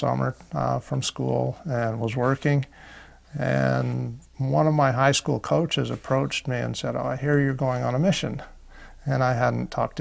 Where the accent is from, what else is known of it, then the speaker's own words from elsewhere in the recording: Moab, Utah, United States; I was raised in Moab, Utah